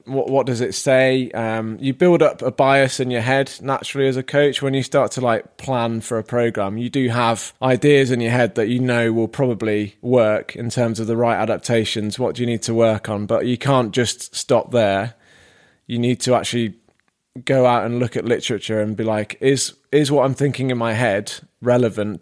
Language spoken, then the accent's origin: English; Devon, South West England, United Kingdom; now in Manchester, United Kingdom; I am from the Southwest.